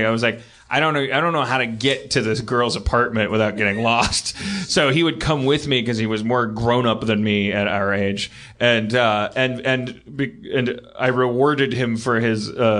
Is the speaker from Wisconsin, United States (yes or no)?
yes; Milwaukee, Wisconsin, United States; you were in my hometown of Milwaukee.